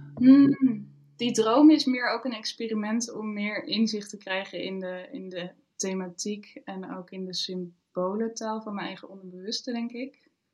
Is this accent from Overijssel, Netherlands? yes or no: no; Almere, Flevoland, Netherlands; moved away as an adult; now in Arnhem, Netherlands; ik ben opgegroeid in Almere en alles is daar nieuwbouw.